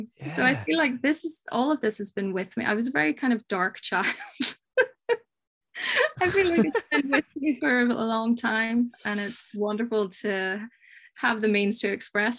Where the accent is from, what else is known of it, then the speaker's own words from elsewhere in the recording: Ireland; Well, you know, growing up in Ireland, you're surrounded by these ghostly stories and monsters.